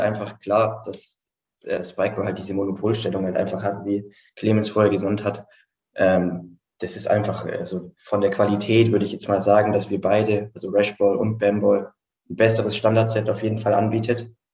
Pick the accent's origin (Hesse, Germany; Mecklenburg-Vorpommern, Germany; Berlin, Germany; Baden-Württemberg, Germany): Baden-Württemberg, Germany; Stuttgart; Student, ähm, komme aus Stuttgart